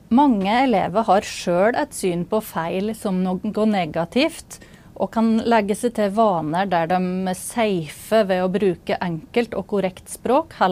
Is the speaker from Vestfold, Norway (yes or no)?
no; Innlandet, Norway; Jeg prater norsk på en måte som gir til kjenne at jeg kommer fra Gudbrandsdalen.